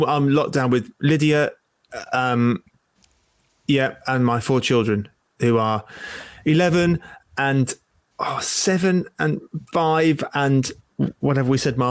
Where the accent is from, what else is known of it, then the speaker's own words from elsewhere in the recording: Isle of Wight, South East England, United Kingdom; moved away as an adult; also born or lived in Sheffield; now in Wakefield, United Kingdom; I grew up on the Isle of Wight, and I, in the grace of God, became a Christian on the Isle of Wight